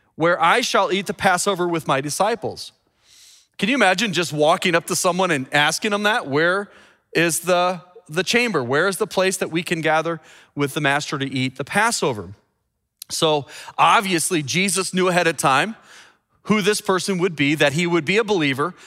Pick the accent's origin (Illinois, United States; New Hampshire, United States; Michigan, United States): Illinois, United States; Chicago; my hometown, Chicago